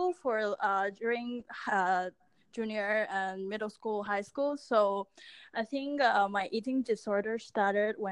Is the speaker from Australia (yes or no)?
no; Hong Kong; I grew up in Hong Kong.